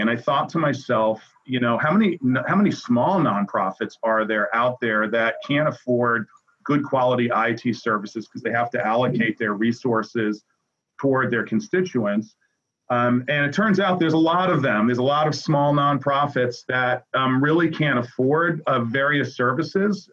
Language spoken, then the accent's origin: English; New York City, New York, United States; I grew up in New York City, and I'm a product of public education